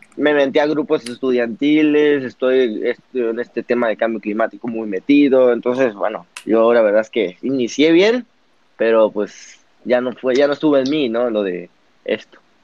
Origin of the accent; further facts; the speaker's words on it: Papantla, Veracruz, Mexico; also born or lived in Puebla / Monterrey; Yo soy de Papantla, de un pueblo en Veracruz